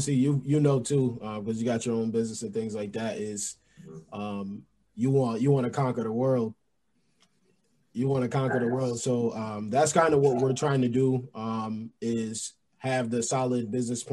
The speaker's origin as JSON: {"language": "English", "region": "New York", "country": "United States", "also_born_or_lived": "Pennsylvania", "moved": "yes", "said": "I'm from New York. I went to school in Pennsylvania"}